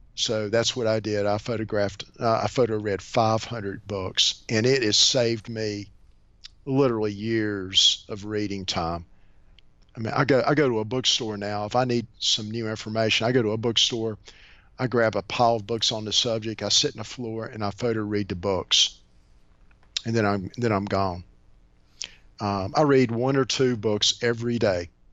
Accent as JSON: {"language": "English", "town": "Bluefield", "region": "Virginia", "country": "United States", "tie": "born or raised there", "also_born_or_lived": "Shenandoah Valley, Virginia", "said": "born and raised in a town in um, Southwest Virginia. Bluefield, Virginia."}